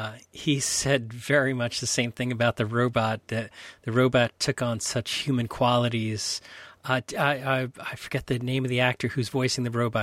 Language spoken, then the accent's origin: English; New York, United States; as a New Yorker, I complain about going to the East Side. You know, it's like all the way from the Upper West Side to the East Side.